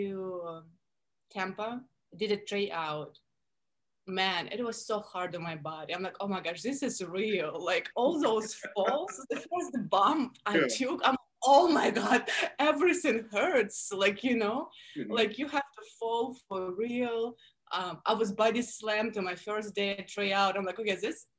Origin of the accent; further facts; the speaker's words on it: Russia; accent: Russian; English is a second language; moved away as an adult; now in Miami, United States; I grew up in Russia, born and raised. I moved to the States when I was 21.